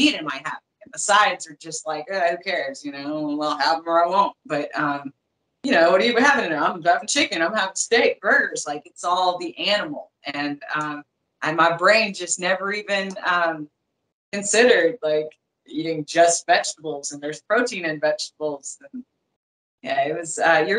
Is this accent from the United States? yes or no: yes; Arkansas, United States; now in Florida, United States; I had only been out of Arkansas for a few years